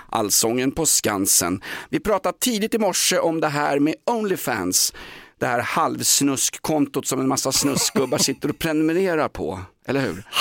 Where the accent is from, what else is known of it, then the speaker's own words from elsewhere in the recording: Finland; Ja, det är inte så mycket svenska vi kommer från Finland.